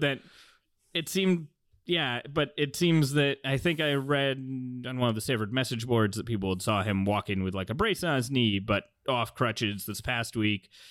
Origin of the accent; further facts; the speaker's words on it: South Bay, California, United States; I grew up in the South Bay and went to Stanford games in the nineties as a kid